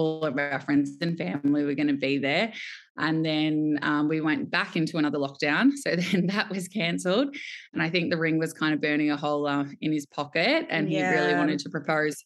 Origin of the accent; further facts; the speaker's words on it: Melbourne, Victoria, Australia; I am born and bred in Melbourne. I would say I am your very typical Melbourne girl